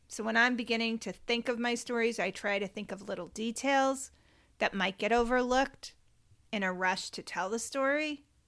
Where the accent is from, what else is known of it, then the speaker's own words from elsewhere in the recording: Cape Cod, Massachusetts, United States; we grew up on Cape Cod